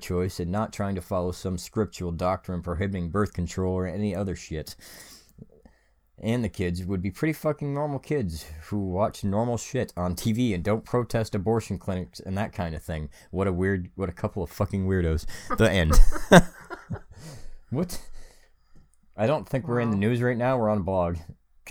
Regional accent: Canada; we're Canadian

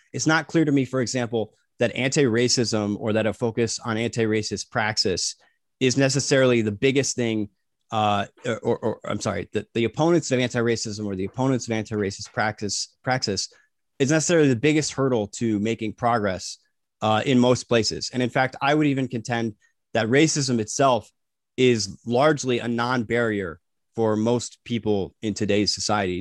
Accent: United States; we were raised in the United States.

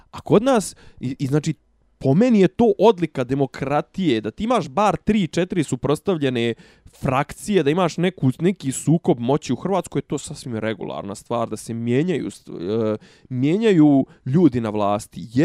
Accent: Serbia

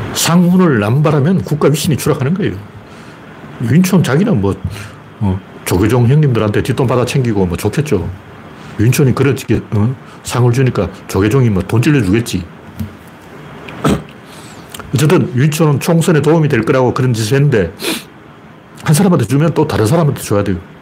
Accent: Gyeongju, North Gyeongsang, South Korea; 특히 제가 경주 출신이라서

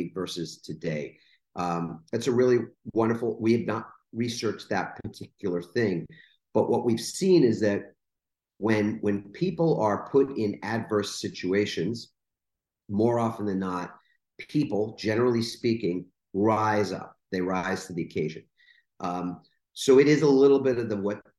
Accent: New York, United States; growing up in New York in a borough. It's a little town called Queens

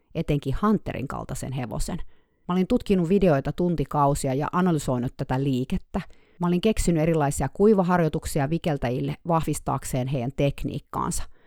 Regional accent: Finland; moved away as an adult; now in California, United States; mä tulin Suomesta

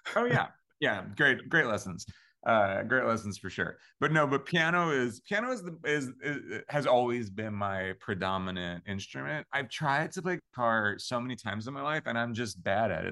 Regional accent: Long Island, New York, United States; I'm from Long Island, New York

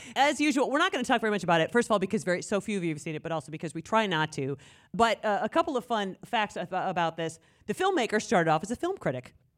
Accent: Tiffin, Ohio, United States; Tiffin is my hometown

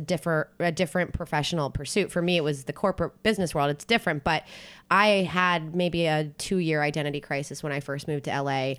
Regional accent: Philadelphia, Pennsylvania, United States; moved away; also born or lived in New Jersey / South Carolina; I grew up in New Jersey and Philadelphia area

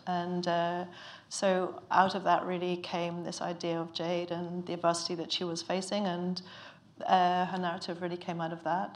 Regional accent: Ireland; now in London, United Kingdom; I'm Irish, but I've lived in London for a long time

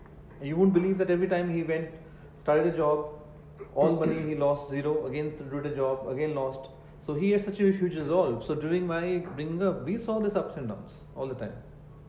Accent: Moga, Punjab, India; English is a second language; moved away as an adult; now in Bangalore, India; I was brought up in a very small town called Moga in Punjab. And even till plus two, I couldn't speak a word of English.

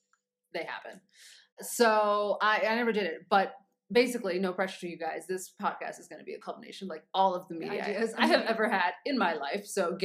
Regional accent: United States; moved away as an adult; now in Nairobi, Kenya; being an American of African origin and African parentage, and now being on the continent, actually living here day to day

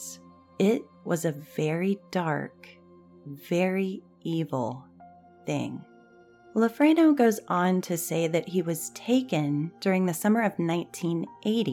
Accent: Texas, United States; my home state, the Candy Lady of Texas

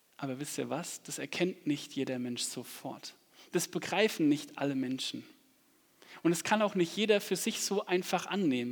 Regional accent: Aschaffenburg, Bavaria, Germany; ich komme aus Aschaffenburg so gebürtig

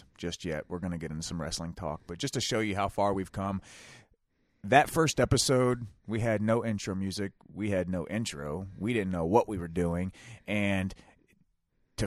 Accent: Ohio, United States; We're from Ohio.

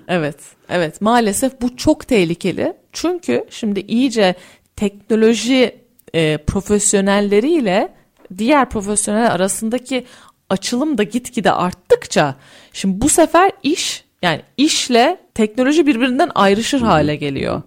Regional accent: Turkey; ben Türkiye'de yetiştim. Yani burada yetiştim.

